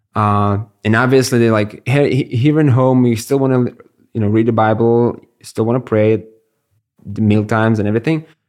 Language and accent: English; Brno, South Moravian Region, Czechia; I'm born and raised in Brno